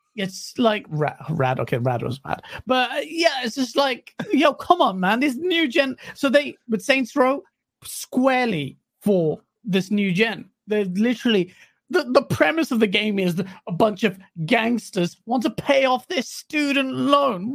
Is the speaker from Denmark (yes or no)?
no; Pakistan; I'm Pakistani.